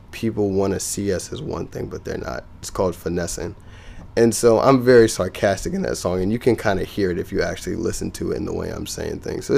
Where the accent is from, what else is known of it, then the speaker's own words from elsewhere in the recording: Marion, Virginia, United States; moved away; I went back to my hometown